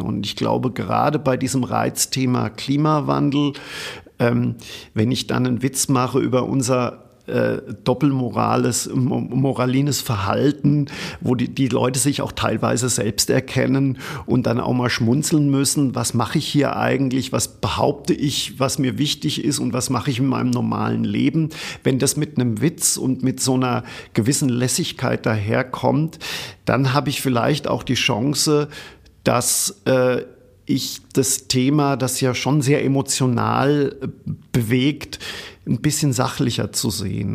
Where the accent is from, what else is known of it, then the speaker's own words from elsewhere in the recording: Germany; ich komme aus Deutschland